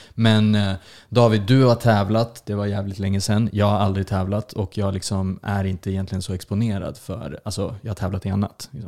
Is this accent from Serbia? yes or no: yes; Serbia; Eh, serb, serb från Serbien.